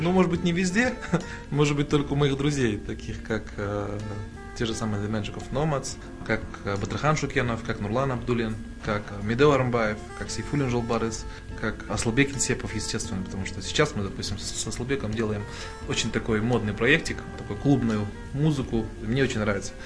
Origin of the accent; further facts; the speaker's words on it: Almaty, Kazakhstan; нас было человек 10 казахов из Алматы